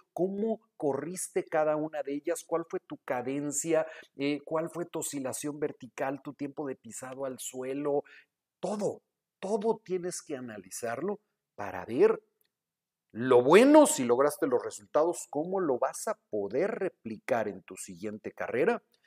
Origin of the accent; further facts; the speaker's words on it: Guadalajara, Jalisco, Mexico; now in Monterrey, Mexico; vivo en Monterrey, pero soy de Guadalajara